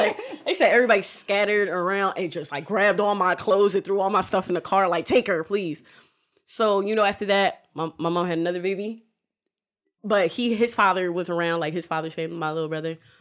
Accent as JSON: {"language": "English", "town": "Newark", "region": "New Jersey", "country": "United States", "tie": "born or raised there", "also_born_or_lived": "Willingboro, New Jersey", "moved": "yes", "said": "I'm originally, I was born in Newark"}